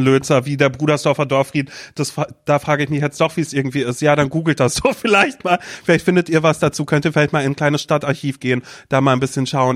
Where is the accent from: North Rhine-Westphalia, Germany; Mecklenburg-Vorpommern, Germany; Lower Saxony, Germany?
Mecklenburg-Vorpommern, Germany; moved away; also born or lived in Demmin, Vorpommern; ich bin auch in Mecklenburg quasi groß geworden